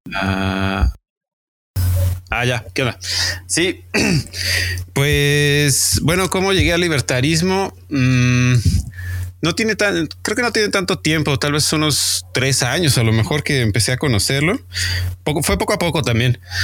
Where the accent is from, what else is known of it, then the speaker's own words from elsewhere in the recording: Mexico City, Mexico; de la Ciudad de México.